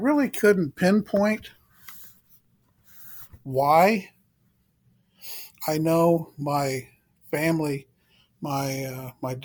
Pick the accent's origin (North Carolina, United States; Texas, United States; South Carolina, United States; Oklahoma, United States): Oklahoma, United States; Perkins; I'm from Perkins, Oklahoma, and I'm Muscogee Creek.